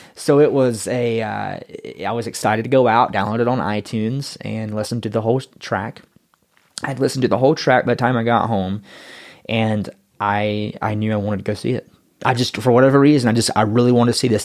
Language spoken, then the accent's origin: English; North Carolina, United States; moved away; I was, uh, born and raised in Yackenville, North Carolina